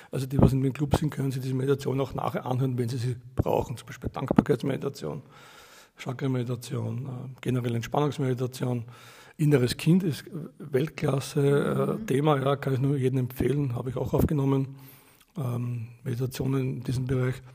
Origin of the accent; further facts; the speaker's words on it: Austria; genau. Ich komme aus Österreich.